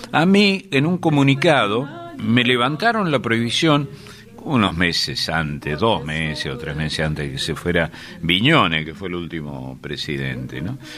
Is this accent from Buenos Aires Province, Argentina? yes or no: no; Córdoba, Argentina; accent: cordobés tonada; Soy cordobés y es más, de Córdoba Capital, del barrio ah. más viejo de Córdoba Capital. Viví en, las sierras, pero soy nacido en Córdoba Capital, donde está mi casa natal todavía, ¿no?